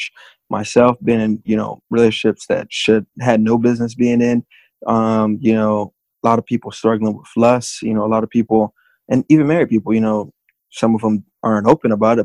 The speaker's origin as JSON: {"language": "English", "town": "Miami", "region": "Florida", "country": "United States", "tie": "born or raised there", "said": "born and raised in Miami"}